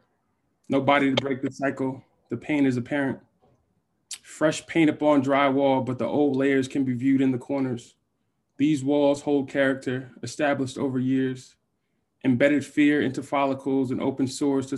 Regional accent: United States; I'm from New York, New Jersey

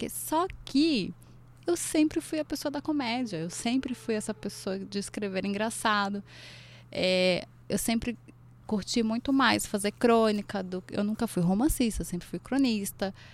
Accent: Recife, Pernambuco, Brazil; also born or lived in Brasília; Eu vim de Recife, fui para Brasília

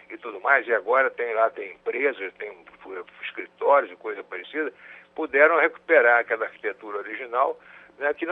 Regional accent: Rio de Janeiro, Brazil; eu, eu sou do Rio do tempo da, da, do, da Praia do Flamengo, ainda sem o aterro, né?

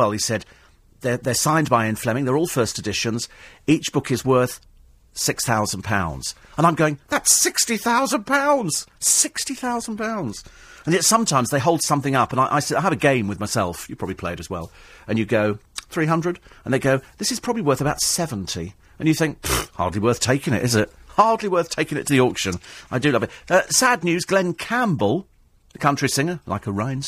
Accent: London, United Kingdom; accent: Cockney; I only do the one accent. I'm Cockney.

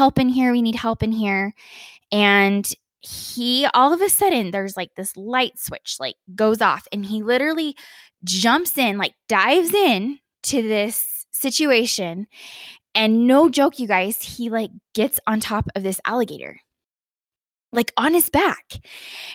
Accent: Utah, United States; moved away as an adult; now in Colorado, United States; I live in Colorado now, but I grew up in Utah my whole life, basically.

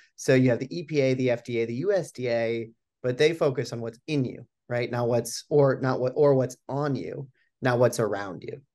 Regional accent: Boulder, Colorado, United States; moved away as an adult; I'm born and raised in Boulder, Colorado

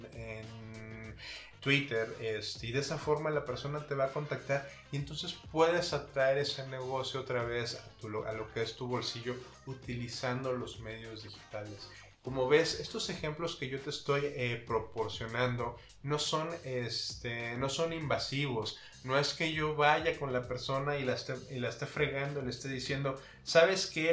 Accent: Mexico; nosotros como mexicanos

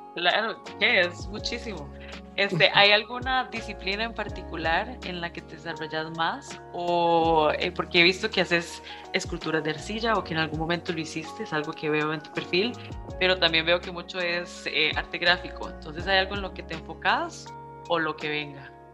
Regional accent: Costa Rica; yo soy primera generación de Costa Rica, entonces aquí realmente no tengo raíz. Mi mamá es nicaragüense, mi papá es salvadoreño

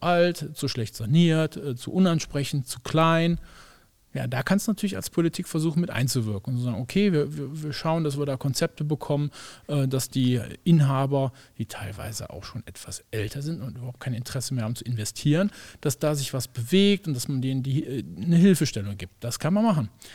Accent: Germany; wir als Deutsche

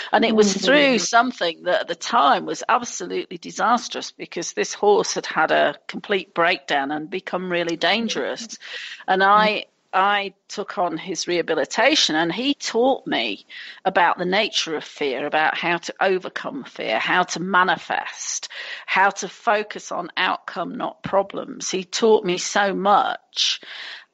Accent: England, United Kingdom; moved away; being English

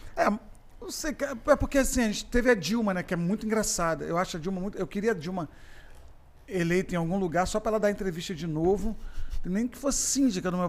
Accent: Macaé, Rio de Janeiro, Brazil; moved away as an adult; eu fui criado em Macaé

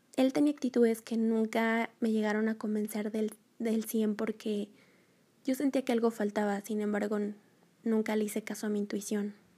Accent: Mexico; soy de México, tengo 25 años

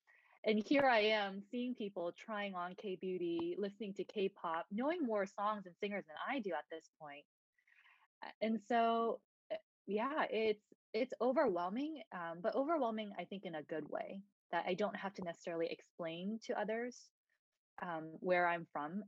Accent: Washington, District of Columbia, United States; also born or lived in South Korea; I was born in South Korea, but I immigrated to the Washington, D.C. area when I was 8 and have been here since. So really from Korea and then also D.C.

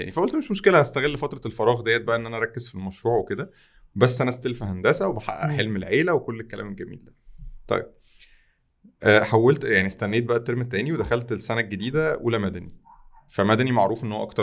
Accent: Tanta, Gharbia, Egypt; ما كانش انا من طنطا اصلا فطنطا ما كانش فيها نماذج

